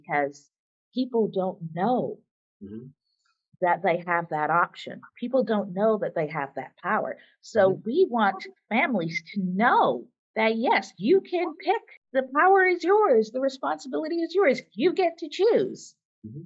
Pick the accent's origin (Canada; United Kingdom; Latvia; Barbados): Barbados; now in Syracuse, United States; I was the one from Barbados